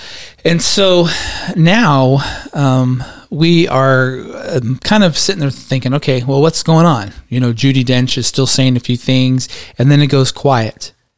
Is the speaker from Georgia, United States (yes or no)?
yes; Georgia, United States; The country. We're from Georgia.